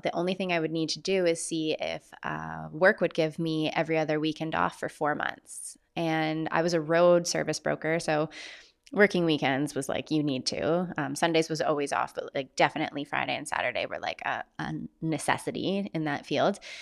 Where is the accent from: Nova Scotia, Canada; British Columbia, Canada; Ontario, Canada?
British Columbia, Canada; Vancouver Island; my hometown on Vancouver Island